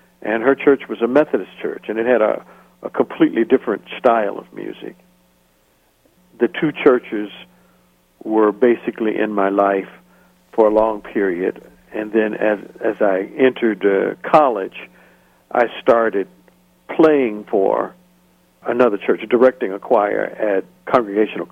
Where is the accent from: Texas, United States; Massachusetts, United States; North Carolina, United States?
North Carolina, United States; Greensboro; now in Wilmette, United States; I grew up in Greensboro, North Carolina, born there and grew up there